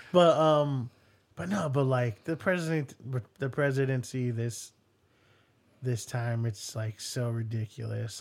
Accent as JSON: {"language": "English", "country": "United States", "said": "this is the American in me"}